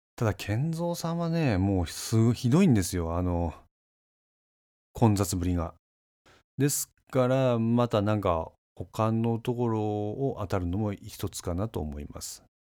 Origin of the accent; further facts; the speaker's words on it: Kanazawa, Ishikawa, Japan; accent: Kanazawa dialect; 金沢弁バリバリの人間でして